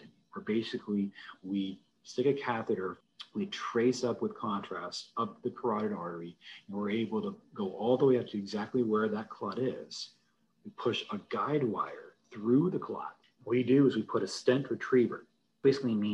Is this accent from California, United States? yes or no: yes; Fallbrook, California, United States; also born or lived in Berkeley, California / Virginia / Phoenix, Arizona / Los Angeles, California; I was born in California, actually in Fallbrook, which is literally just next door to Temecula.